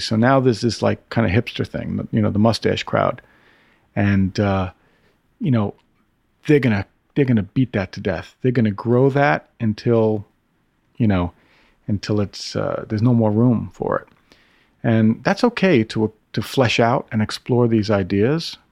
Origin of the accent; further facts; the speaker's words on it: Brooklyn, New York, United States; I grew up in Brooklyn.